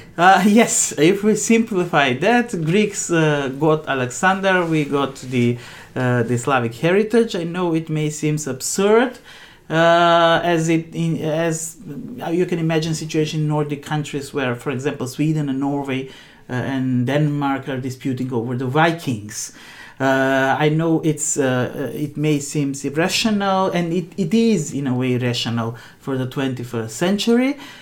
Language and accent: English; North Macedonia; now in Finland; for us coming from macedonia macedonians was important